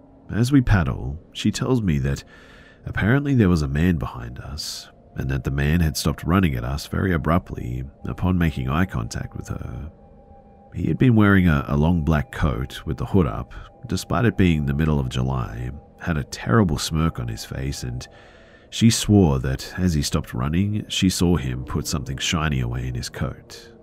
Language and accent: English; India; English is a second language; The thing is, too, is that I'm from India, of all places. Nobody ever heard of any Bigfoot in India